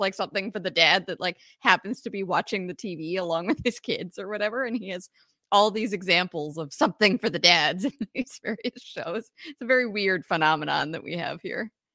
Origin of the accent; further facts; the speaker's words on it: Canada; I'm Canadian